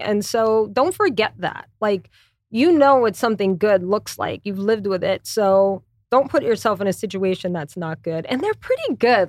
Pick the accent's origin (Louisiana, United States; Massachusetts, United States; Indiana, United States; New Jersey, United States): Louisiana, United States; moved away as an adult; also born or lived in New York City / Connecticut; I'm from Louisiana, so there's a lot of French, Spanish.